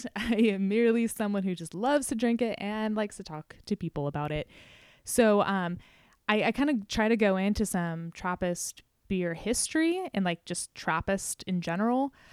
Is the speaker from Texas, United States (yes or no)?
no; California, United States; as a Californian